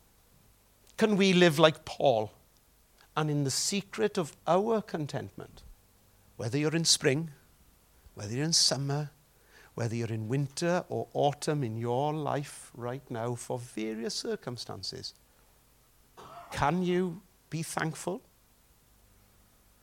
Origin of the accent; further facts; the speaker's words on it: Welsh, Wales, United Kingdom; Don't we mourn as Welsh people